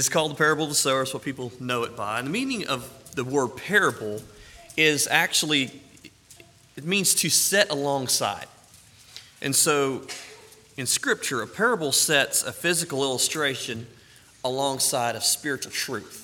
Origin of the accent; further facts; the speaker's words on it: the South, United States; I'm from the South